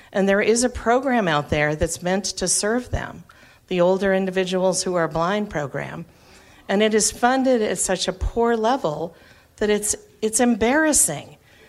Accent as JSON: {"language": "English", "region": "Massachusetts", "country": "United States", "said": "I am so happy that I am from Massachusetts, because we do not have order of selection."}